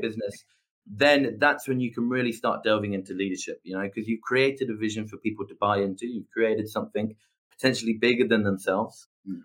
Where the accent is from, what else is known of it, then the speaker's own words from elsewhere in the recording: England, United Kingdom; I'm English